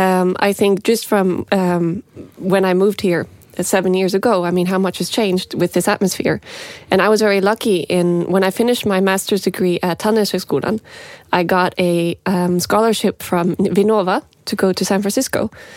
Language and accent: English; Montreal, Quebec, Canada; also born or lived in Norway; I grew up in Montreal. And that was really great because I got to be bilingual from a very young age.